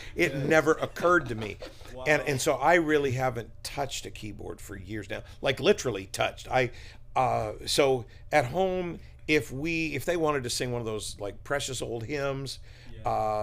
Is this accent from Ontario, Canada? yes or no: no; Fredericton, New Brunswick, Canada; Came back to my hometown of Fredericton as senior pastor of CCC in 2001.